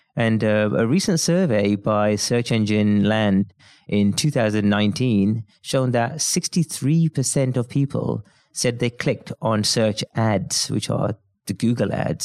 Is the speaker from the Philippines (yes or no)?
no; Birmingham, West Midlands, United Kingdom; I'm from Birmingham in the U K